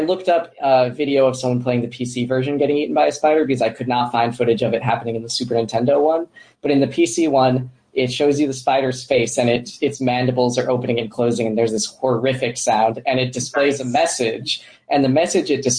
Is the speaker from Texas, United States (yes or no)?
no; Florida, United States; I grew up in Florida